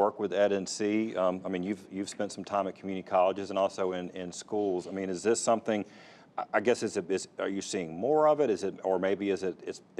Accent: Fayetteville, North Carolina, United States; I grew up in Fayetteville. I mean, Fayetteville Community College was, you know, it was FTI back then when I was growing up, Fayetteville Technical Institute

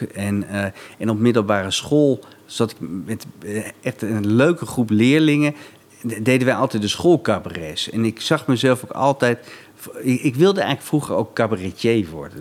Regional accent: Laren, North Holland, Netherlands; ik kwam uit de buurt van Hilversum

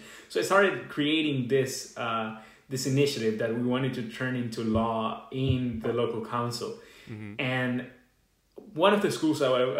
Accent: Venezuela; moved away as an adult; now in United States; I'll be your host for this episode. I'm a senior at Kenyon College, international student from Venezuela.

